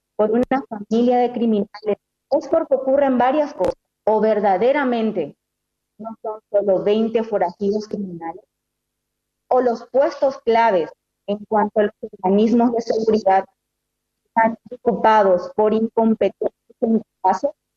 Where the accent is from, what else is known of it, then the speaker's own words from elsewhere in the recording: Paraguay; ¿Qué seguridad tenemos como paraguayos de salir a las calles libremente?